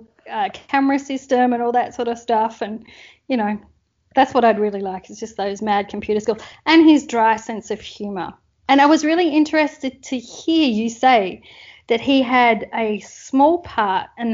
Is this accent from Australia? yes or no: yes; Perth, Western Australia, Australia; moved away as an adult; now in Houston, United States; So I live in Houston for the last 10 years, but I'm initially from Perth, Australia.